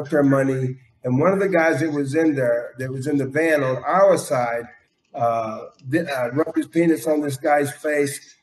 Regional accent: Beech Island, South Carolina, United States; I was born and raised in South Carolina. Aiken County is where I'm from. And it's Beach Island, South Carolina, is where I grew up.

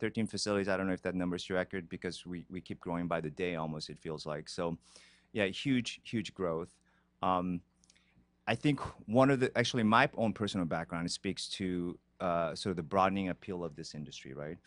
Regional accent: Brazil; moved away as an adult; also born or lived in Korea / Boston; now in Los Angeles, United States; was born in Korea. I was raised in Brazil

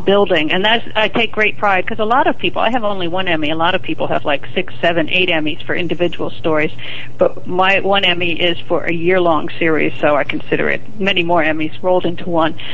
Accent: New York City, New York, United States; also born or lived in Providence, Rhode Island; I grew up in Manhattan, on the Upper East Side of Manhattan

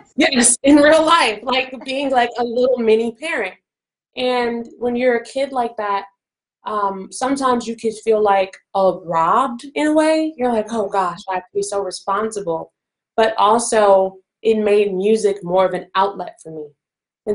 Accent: Chicago, Illinois, United States; I'm from Chicago, Illinois

